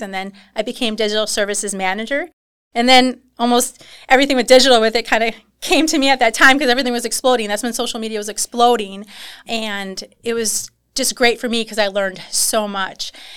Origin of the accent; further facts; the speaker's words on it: New Holstein, Wisconsin, United States; New Holstein, Wisconsin